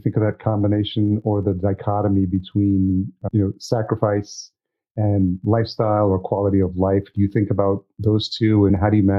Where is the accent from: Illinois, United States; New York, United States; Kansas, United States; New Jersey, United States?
New York, United States; moved away; also born or lived in Los Angeles; I grew up in New York also